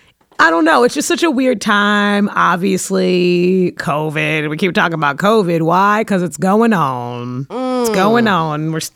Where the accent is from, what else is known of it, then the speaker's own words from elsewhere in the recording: New York City, New York, United States; I'm from Brooklyn